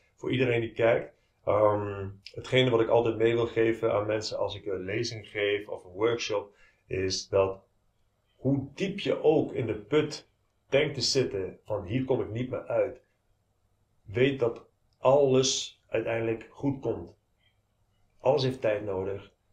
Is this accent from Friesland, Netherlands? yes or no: no; Nijmegen, Gelderland, Netherlands; Ik kom zelf uit Nijmegen